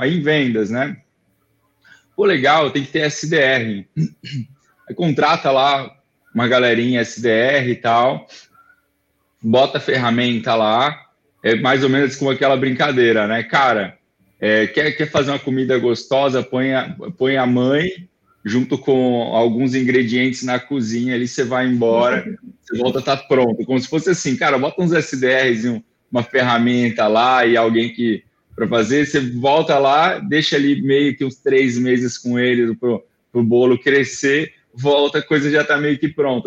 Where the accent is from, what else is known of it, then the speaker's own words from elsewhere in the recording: Florianópolis, Santa Catarina, Brazil; eu sou manezinho daqui, né, e, então eu nasci aqui